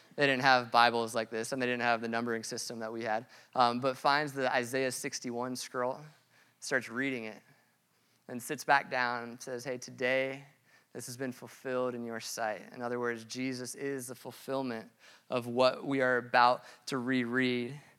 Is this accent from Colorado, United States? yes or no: yes; Colorado, United States; I grew up in Colorado